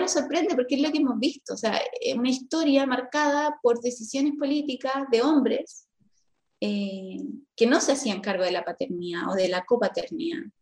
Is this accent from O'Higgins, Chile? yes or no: yes; Rengo, O'Higgins, Chile; also born or lived in Rosario, Chile; Yo soy de Rengo eh, y nací en Rosario, que es como una localidad muy chiquitita cerca de Rengo